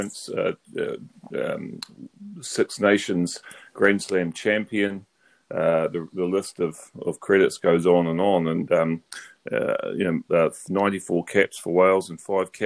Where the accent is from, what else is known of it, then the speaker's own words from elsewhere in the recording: New Zealand; being a New Zealander